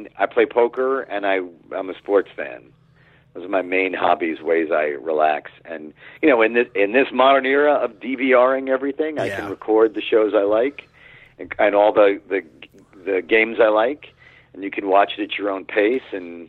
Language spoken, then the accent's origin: English; Queens, New York, United States; I'm from Queens, which is Mets, Jets.